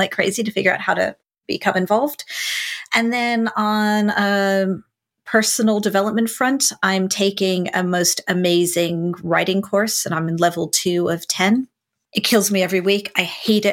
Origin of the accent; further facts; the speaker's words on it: United States; now in United Kingdom; Being an American